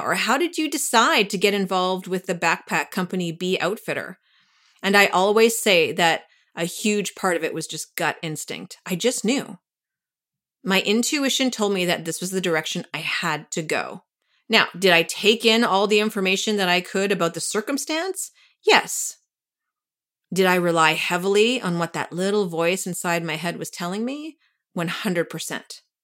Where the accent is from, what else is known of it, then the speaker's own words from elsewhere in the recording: Canada; now in New York, United States; I'm from Canada